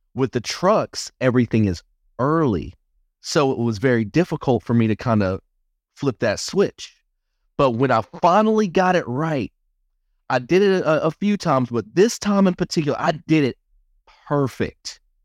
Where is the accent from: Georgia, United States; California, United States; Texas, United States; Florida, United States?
Georgia, United States; Albany; moved away; I didn't ever think that I would get out of my hometown of Albany, Georgia